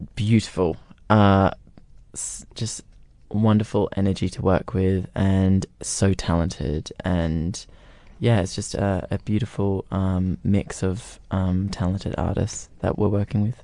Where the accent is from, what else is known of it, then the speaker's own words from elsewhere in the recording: Gold Coast, Queensland, Australia; moved away; on the Gold Coast in my hometown.